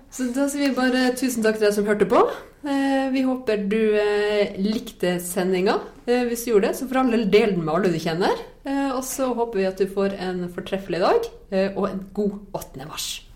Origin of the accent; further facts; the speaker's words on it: Nesseby, Finnmark, Norway; moved away; Hjemme i Nesseby så skal jeg holde tale